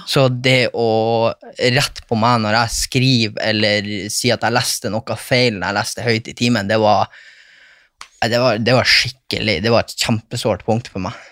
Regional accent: Bodø, Nordland, Norway; ei ekstramor i Bodø. ja. der jeg kommer fra

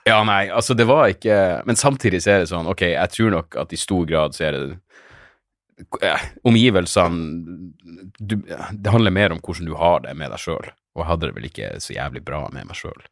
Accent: Narvik, Nordland, Norway; jeg vokste opp i Narvik

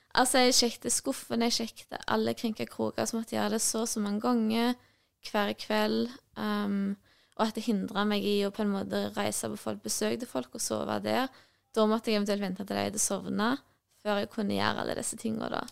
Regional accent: Nærbø, Rogaland, Norway; jeg kommer fra Nærbø, Jæren

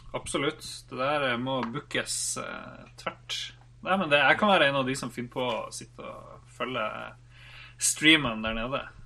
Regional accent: Norway; vi er fra Norge

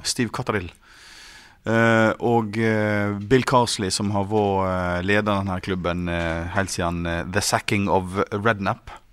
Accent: Voss, Vestland, Norway; Jeg er jo vossing

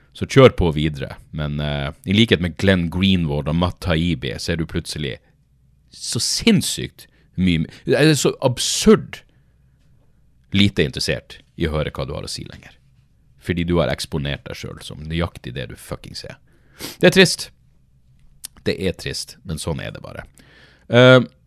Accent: Narvik, Nordland, Norway; moved away; husker jeg være hjemme i Narvik

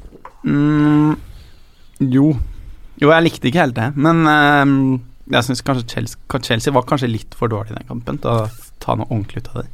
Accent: Sandefjord, Vestfold, Norway; moved away; når jeg er hjemme i Sandefjord

